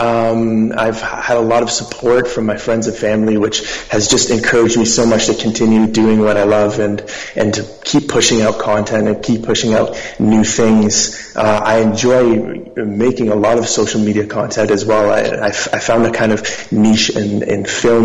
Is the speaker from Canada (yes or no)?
yes; Toronto, Ontario, Canada; I'm a musician from Toronto.